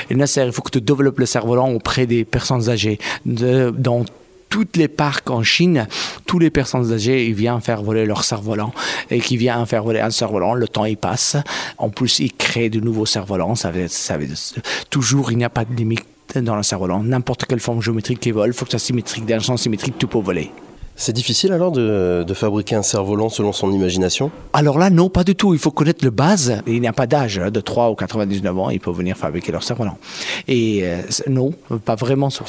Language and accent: French; Afghanistan; French is a second language; also born or lived in Pakistan; now in France; quand je suis, j'ai quitté Afghanistan, oh, je suis venu au Pakistan, en France